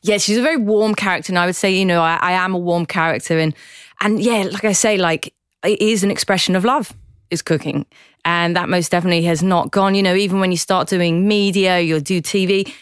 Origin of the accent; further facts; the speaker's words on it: Newquay, South West England, United Kingdom; moved away as an adult; now in Sydney, Australia; I love Cornwall. I'm very proud that I uh, grew up there